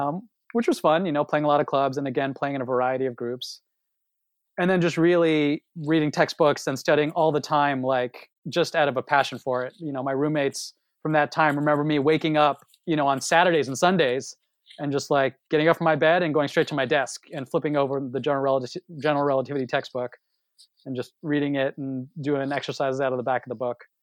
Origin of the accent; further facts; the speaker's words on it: Los Angeles, California, United States; moved away as an adult; now in Princeton, United States; I am born and raised in Los Angeles